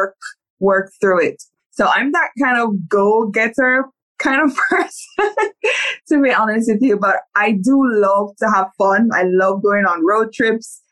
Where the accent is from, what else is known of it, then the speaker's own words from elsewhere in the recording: Saint Catherine, Jamaica; I am Jamaican. I was born in St. Catherine in Jamaica. Very humble beginnings